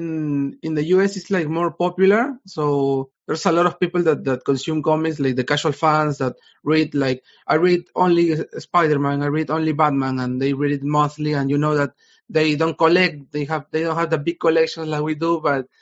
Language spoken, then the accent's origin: English; Peru; I'm from Peru. I'm currently in Peru.